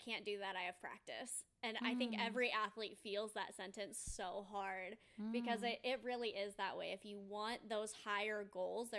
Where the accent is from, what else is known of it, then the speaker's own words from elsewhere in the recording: Mesa, Arizona, United States; I grew up in Mesa, Arizona. So it's a suburb of Phoenix